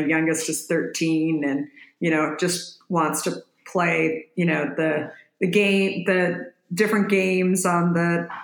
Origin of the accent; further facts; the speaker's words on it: Scottsdale, Arizona, United States; moved away as an adult; also born or lived in Minneapolis, Minnesota / New York / San Francisco; I grew up in Arizona, actually ended up moving there when I was a little girl. My dad, we moved from Minneapolis